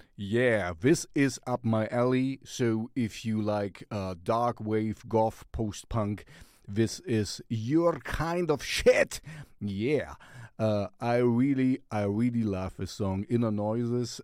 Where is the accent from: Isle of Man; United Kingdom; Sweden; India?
Sweden; we're from Sweden